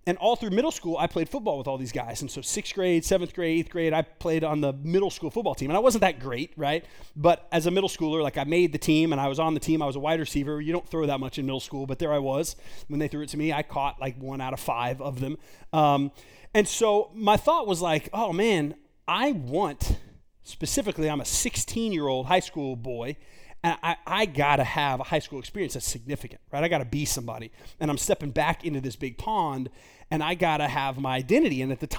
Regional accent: Garland, Texas, United States; I grew up in Garland, Texas.

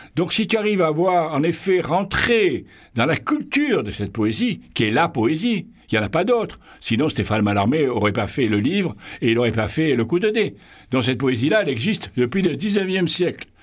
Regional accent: Marseille, Provence-Alpes-Côte d'Azur, France; chez nous à Marseille

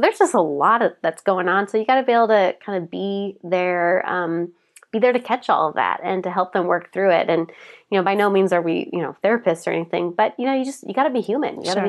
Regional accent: Portland, Oregon, United States; come from Portland, we do things always a little different here.

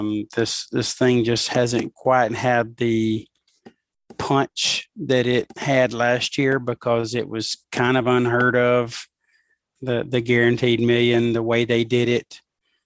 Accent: Alabama, United States; my home state

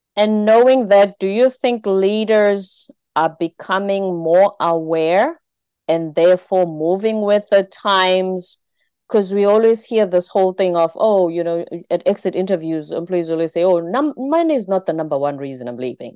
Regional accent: South Africa; my home country in South Africa

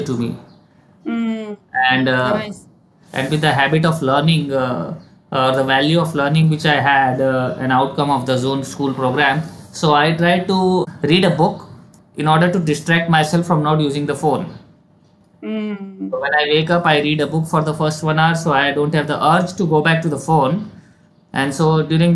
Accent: India; also born or lived in Dubai; being an Indian and living in a joint family

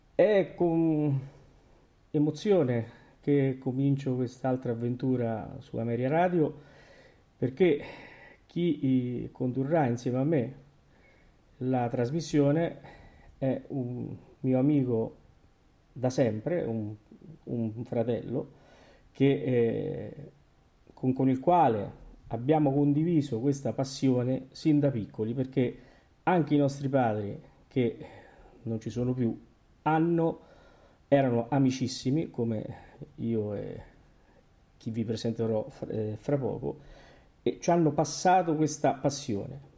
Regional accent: Terni, Umbria, Italy; quando siamo andati a vedere l'opera a Terni al Teatro Verdi quando veniva il Battistini e, e seguivamo tutto quello poco che c'era nella nostra città

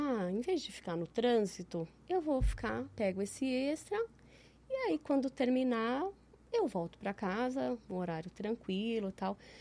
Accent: São Paulo, Brazil; moved away as an adult; now in Ribeirão Preto, Brazil; eu cresci em São Paulo. Eu cresci num bairro que chama Pompeia

